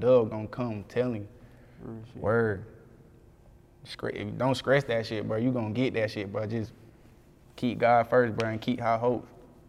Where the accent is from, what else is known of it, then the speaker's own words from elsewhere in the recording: Conway, South Carolina, United States; I'm from Conway, South Carolina, but we shit, be saying Myrtle Beach.